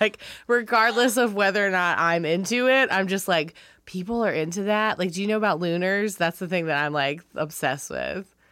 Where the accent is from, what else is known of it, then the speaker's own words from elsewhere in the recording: Wilmington, North Carolina, United States; moved away; I'm from Wilmington, North Carolina